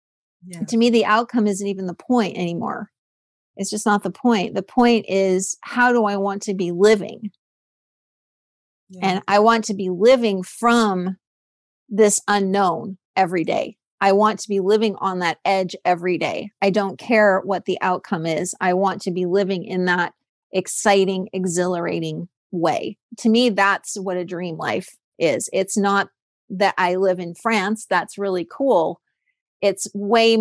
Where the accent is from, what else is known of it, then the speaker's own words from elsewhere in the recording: California, United States; I'm from California